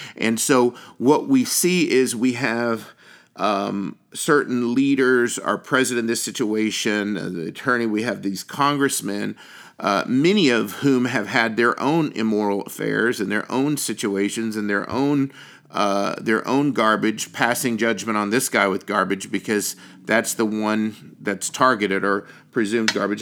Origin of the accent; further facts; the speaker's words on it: United States; as an American